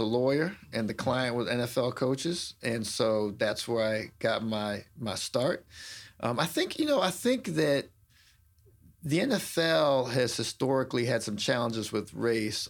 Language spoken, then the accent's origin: English; Washington, District of Columbia, United States; I'm a D C native